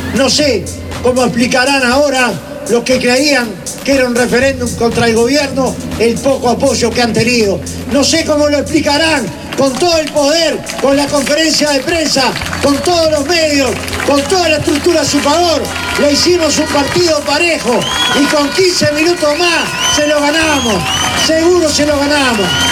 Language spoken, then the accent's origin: Spanish; Uruguay; Somos todos uruguayos